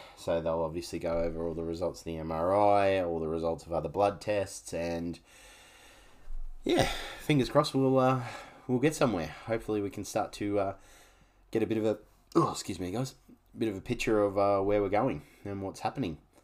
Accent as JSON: {"language": "English", "town": "Canberra", "region": "Australian Capital Territory", "country": "Australia", "tie": "born or raised there", "moved": "yes", "lives_now": "Gold Coast, Australia", "said": "I grew up for the first half of my life, you'll say, I grew up in Canberra"}